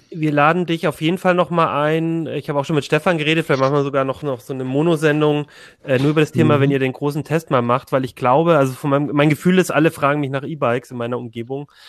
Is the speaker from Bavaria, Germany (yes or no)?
no; Ulm, Baden-Württemberg, Germany; Also ich komme aus Ulm zum Beispiel und es liegt halt so äh